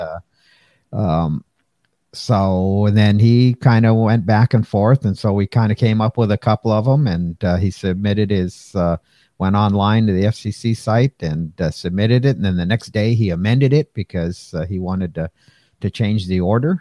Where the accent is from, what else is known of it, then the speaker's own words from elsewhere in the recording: Pasadena, California, United States; grew up in Pasadena